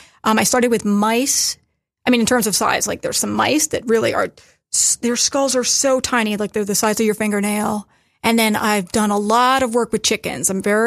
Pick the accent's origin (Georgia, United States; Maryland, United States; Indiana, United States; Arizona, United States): Maryland, United States; I grew up in Maryland.